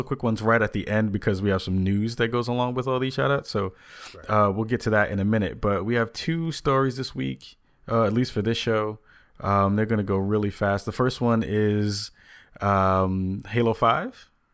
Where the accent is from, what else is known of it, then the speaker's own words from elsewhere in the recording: New York City, New York, United States; also born or lived in the Bronx; I was born in Manhattan